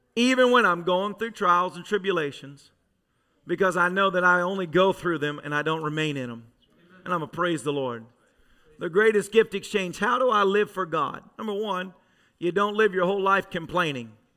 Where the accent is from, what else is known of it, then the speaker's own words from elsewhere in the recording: Tennessee, United States; I grew up in Tennessee